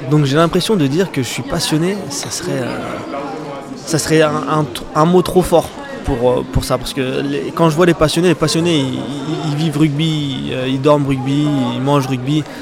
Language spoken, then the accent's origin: French; Aubervilliers, Île-de-France, France; also born or lived in Clermont-Ferrand; now in Bordeaux, France; j'ai grandi à Aubervilliers